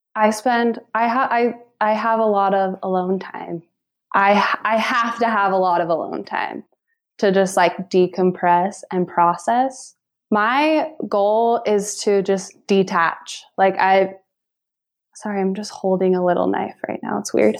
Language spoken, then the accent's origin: English; Lindon, Utah, United States; I was born and raised in Linden, Utah.